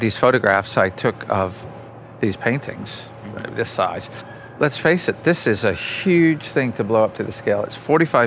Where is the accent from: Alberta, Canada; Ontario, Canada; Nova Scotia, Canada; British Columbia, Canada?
Ontario, Canada; Beamsville; also born or lived in Stoney Creek, Ontario; I grew up in rural Niagara area, Ontario, you know, just in that sort of Beamsville, Jordan, countryside.